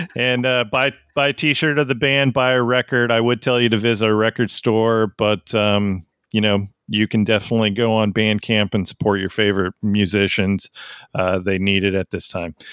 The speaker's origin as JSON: {"language": "English", "country": "United States", "said": "I'm an American"}